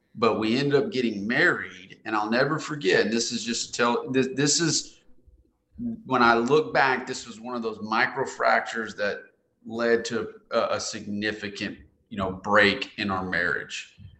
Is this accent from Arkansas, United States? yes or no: yes; Conway, Arkansas, United States; moved away as an adult; also born or lived in Nashville, Tennessee / Raleigh-Durham, North Carolina; I'm from Central Arkansas, and I'd moved off to Nashville, Tennessee, and into Raleigh, Durham